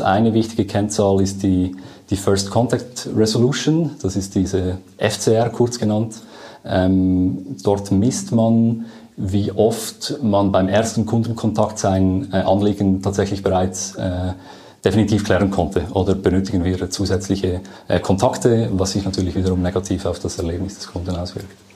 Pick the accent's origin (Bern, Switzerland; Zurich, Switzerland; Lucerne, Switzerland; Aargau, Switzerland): Lucerne, Switzerland; man merkt schon, ich komme aus Luzern